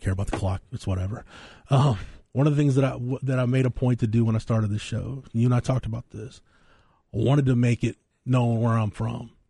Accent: Florence, Texas, United States; my hometown

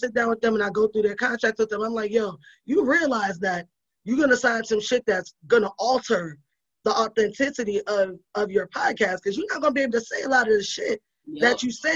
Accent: New York City, New York, United States; I grew up in the Bronx in the fucking crack era

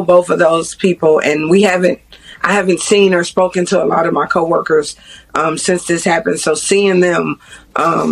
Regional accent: Chicago, Illinois, United States; now in Kentucky, United States; I'm not originally from Kentucky, so all these towns are small to me. I'm from Chicago

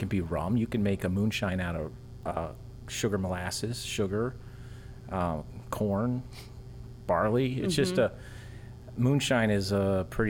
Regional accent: Brevard County, Florida, United States; now in Sanford, United States; I'm from Brevard.

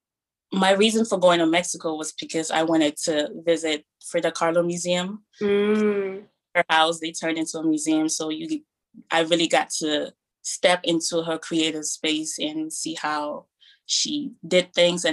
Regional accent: Cameroon; now in Maryland, United States; I grew up in Cameroon

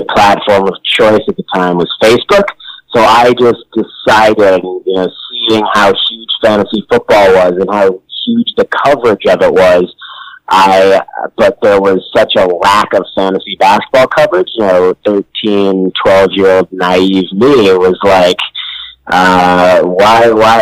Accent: Connecticut, United States; I'm from Connecticut

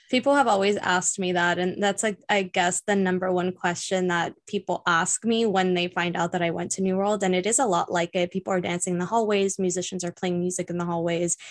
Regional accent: Miami, Florida, United States; I was born and raised here in Miami.

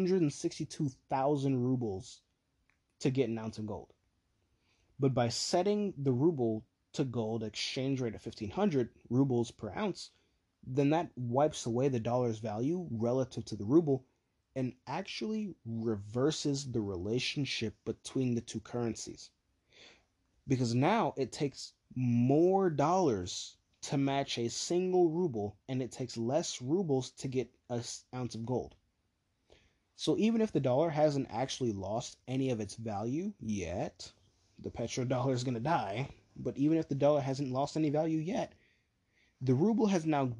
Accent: United States; We're the American people.

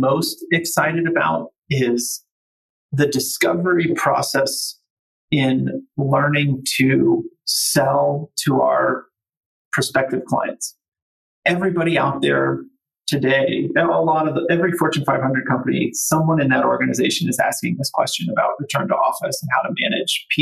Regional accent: Cincinnati, Ohio, United States; moved away as an adult; also born or lived in Austin, Texas; it was in my hometown, right, where I grew up

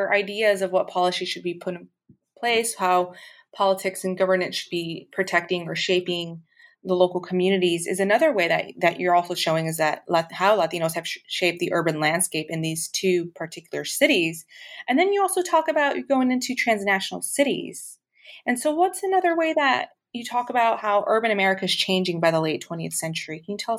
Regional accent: Chicago, Illinois, United States; this is reminiscing growing up in Brighton Park

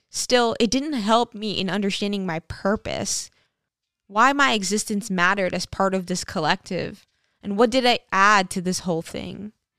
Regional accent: St. Martin; growing up on St. Martin, just at the onset of the digital era, my life was actually paradise.

